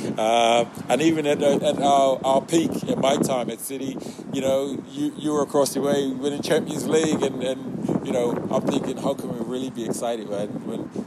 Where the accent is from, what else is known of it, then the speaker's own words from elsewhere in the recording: Bermuda; moved away; I'm this kid from Bermuda